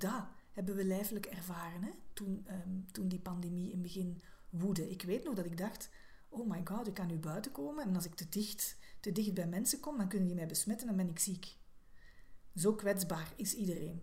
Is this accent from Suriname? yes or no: no; Belgium; als Belg